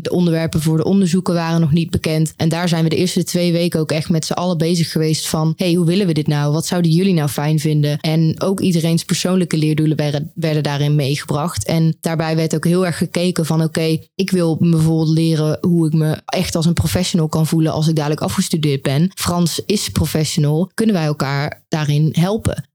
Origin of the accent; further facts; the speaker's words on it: Oss, North Brabant, Netherlands; moved away as an adult; now in Eindhoven, Netherlands; Ik kom oorspronkelijk uit Os